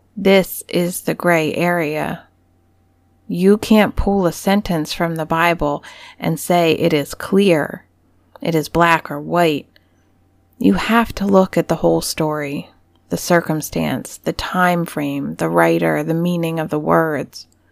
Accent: United States; growing up in America

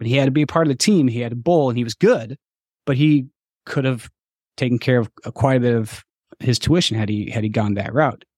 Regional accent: Montana, United States; moved away; also born or lived in Minnesota; when I grew up in Montana and then we moved to Minnesota

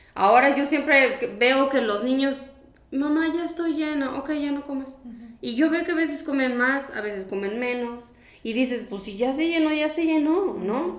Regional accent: Mexico

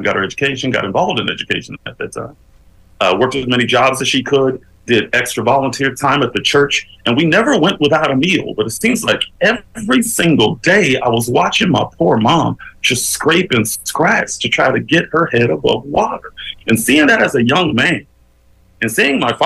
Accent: Bakersfield, California, United States; moved away as an adult; now in Los Angeles, United States; I grew up in a pretty rough neighborhood back in Bakersfield

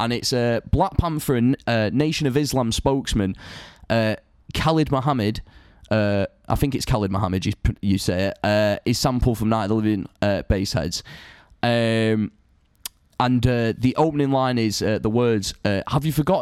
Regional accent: Salford, North West England, United Kingdom; moved away; when I grew up in Salford, I grew up around like a much more multicultural society

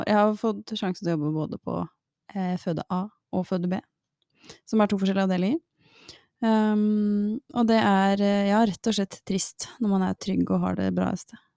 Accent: Oslo, Norway; born there; så tror jeg det er best at jeg er født på Ullevål.

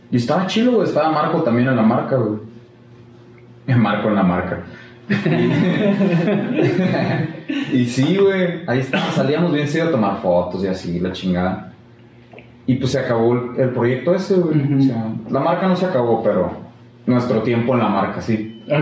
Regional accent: Ciudad Obregón, Sonora, Mexico; moved away as an adult; also born or lived in Tijuana; Yo nací, soy de Ciudad Obregón

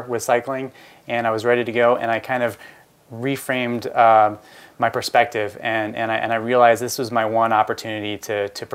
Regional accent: Philadelphia, Pennsylvania, United States; I grew up in Philadelphia

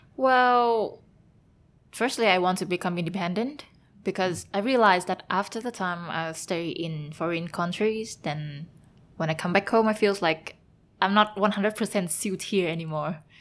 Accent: Hanoi, Vietnam; moved away as an adult; also born or lived in Germany / Taiwan / Belgium; now in Ho Chi Minh City, Vietnam; I'm from Hanoi

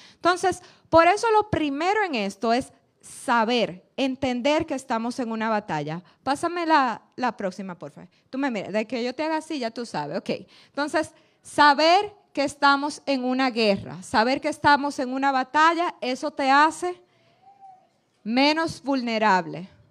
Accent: Dominican Republic; Nosotros como dominicanos

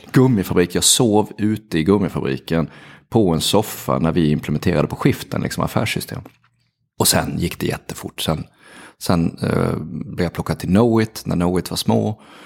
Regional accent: Halmstad, Halland County, Sweden; jag är ju från Halmstad, så att jag, jag gick på Sannarpsgymnasiet i Halmstad

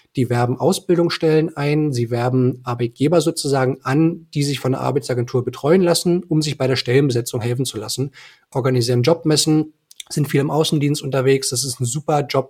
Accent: Eisenhüttenstadt, Brandenburg, Germany; ich bin in Eisenhüttenstadt geboren worden. Das ist eine ähm, ostbrandenburgische Grenzstadt

